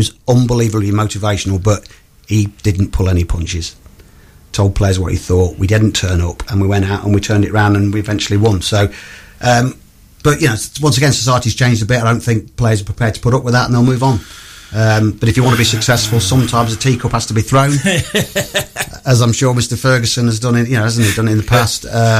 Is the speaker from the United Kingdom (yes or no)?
yes; Leasingham, East Midlands, United Kingdom; I'm from Lessingham near Sleaford. I'm a Sleaford man.